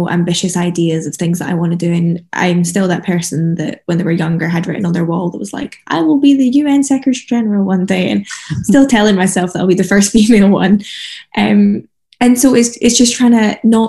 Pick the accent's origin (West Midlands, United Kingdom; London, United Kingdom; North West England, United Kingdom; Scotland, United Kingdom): Scotland, United Kingdom; I come from Scotland